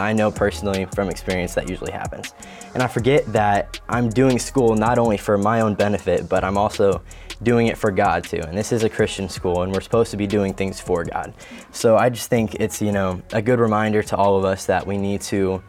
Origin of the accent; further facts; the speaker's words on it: Illinois, United States; also born or lived in El Paso, Texas; now in Missouri, United States; my hometown's from there and all my family.